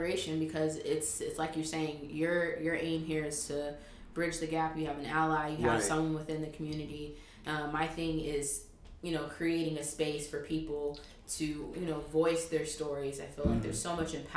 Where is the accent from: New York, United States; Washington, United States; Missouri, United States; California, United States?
California, United States; Los Angeles; LA, like LA area, LA County